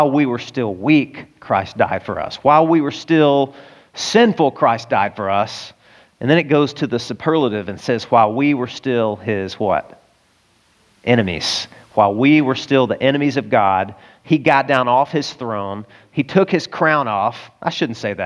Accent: the South, United States; Now, I'm a boy and I grew up in the South

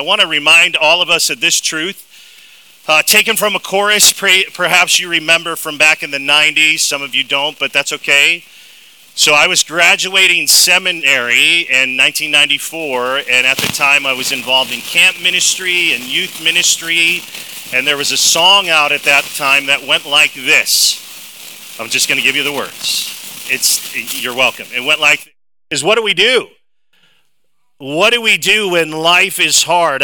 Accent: Dubuque, Iowa, United States; I hail from Dubuque, Iowa

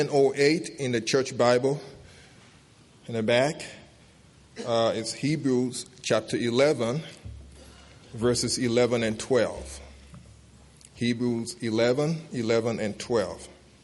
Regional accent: Liberia; I'm from Liberia.

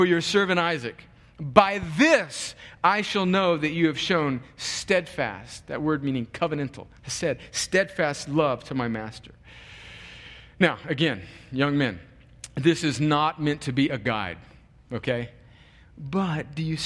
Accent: California, United States; moved away as an adult; also born or lived in New York; I'm from California, went to college in New York, had never been to the Deep South

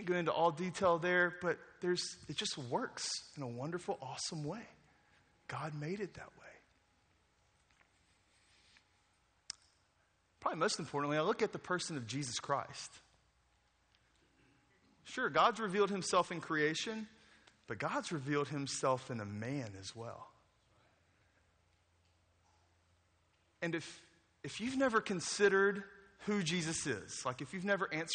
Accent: Jackson, Mississippi, United States; moved away as an adult; now in New Orleans, United States; I grew up in Jackson, Mississippi.

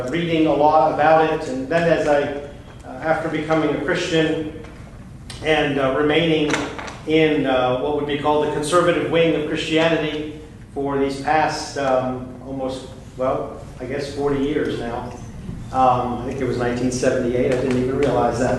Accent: United States

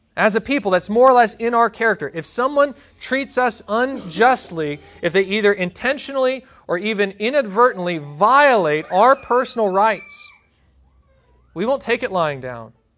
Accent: United States; as American

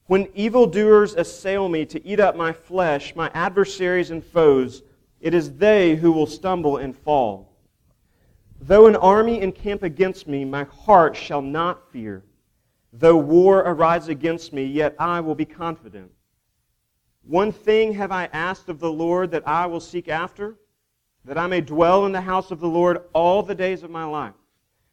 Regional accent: Duncan, Oklahoma, United States; I grew up in Duncan, Oklahoma

